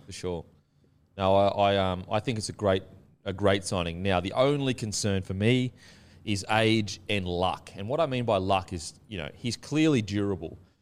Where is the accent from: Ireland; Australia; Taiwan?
Australia; Gold Coast, Queensland; I'm from the Gold Coast, so I'm used to, like, thongs, you know, the beach, and just very outdoorsy